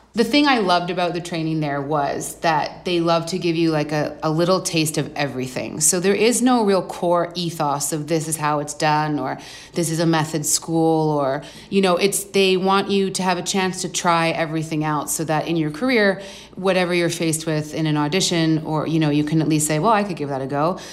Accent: Vancouver, British Columbia, Canada; moved away as an adult; also born or lived in London; I grew up in Vancouver

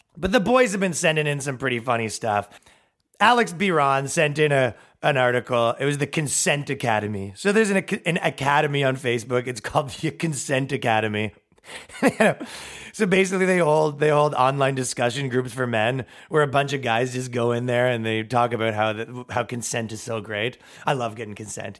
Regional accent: Canada; moved away as an adult; now in United States; moving here as a Canadian

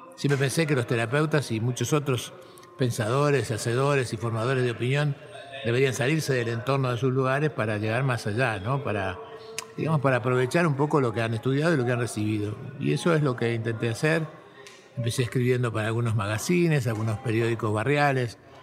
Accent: Buenos Aires, Argentina; Yo nací en, en Buenos Aires, en un suburbio de la ciudad, en un barrio de clase media baja, Fui a la escuela del Estado, en la primaria, la secundaria, la universidad pública

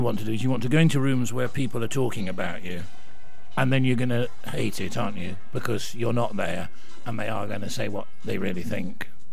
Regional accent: Rotherham, Yorkshire and the Humber, United Kingdom; moved away; I come from Rotherham.

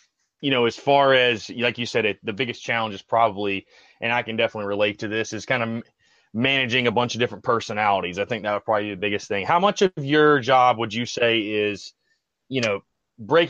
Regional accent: North Augusta, South Carolina, United States; I'm actually from North Augusta, South Carolina

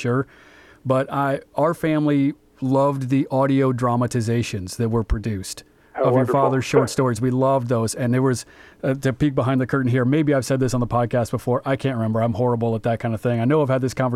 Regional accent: Des Moines, Iowa, United States; growing up in Des Moines, Iowa

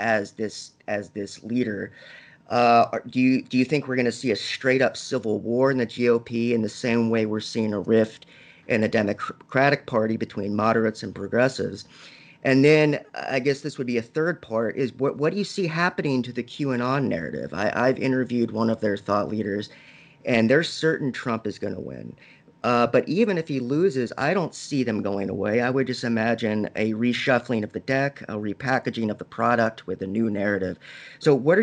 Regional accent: Little Rock, Arkansas, United States; my home state of Arkansas

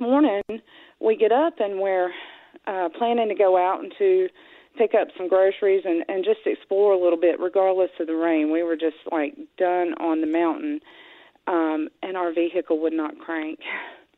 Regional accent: Piedmont of North Carolina, United States; we're from the Piedmont of North Carolina

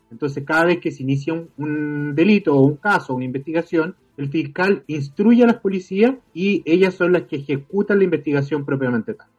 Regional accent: Chile; yo soy abogado, soy de Chile y trabajo actualmente en el Ministerio Público

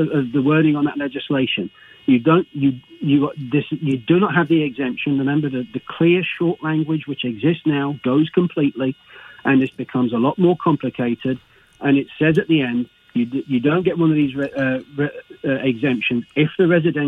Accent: England, United Kingdom; moved away as an adult; now in United States; England originally

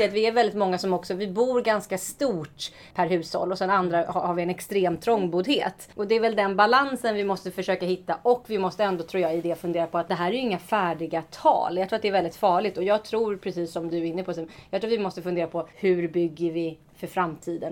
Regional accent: Stockholm, Stockholm County, Sweden; jag är ju född och uppvuxen i eh, Stockholm eh, och omnejd

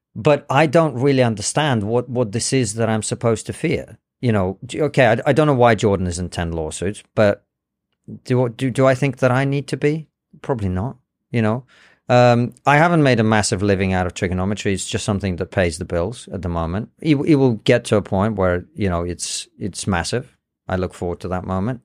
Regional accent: England, United Kingdom; also born or lived in Soviet Union; I was born in the Soviet Union. I speak Russian and English. I understand both cultures. I can articulate myself pretty well. I grew up in Britain

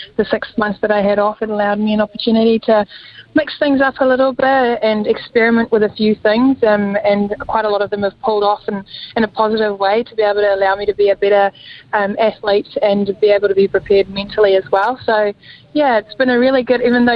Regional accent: South Africa; now in New Zealand; I'm going to play in my home country, possibly against my home country as well

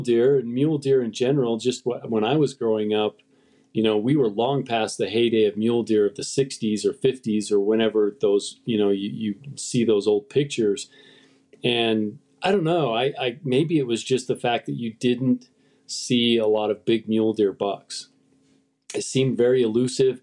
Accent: Utah, United States; I grew up where I live now. I grew up in the West in Utah

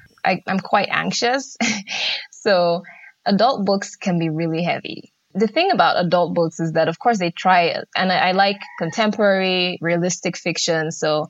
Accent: Nigeria; because I grew up in Nigeria. We had books, but they weren't particularly exciting.

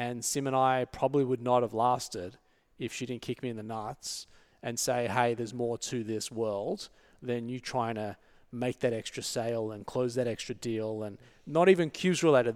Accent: Sydney, New South Wales, Australia; moved away as an adult; now in Los Angeles, United States; I was born and raised in Sydney

